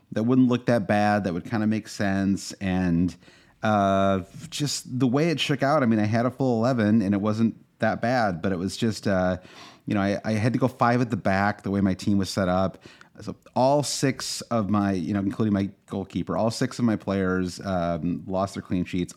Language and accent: English; United States; as an American